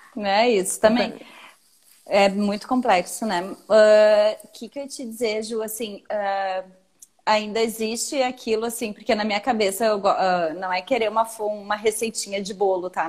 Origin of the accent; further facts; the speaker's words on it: Brazil; Sou brasileiro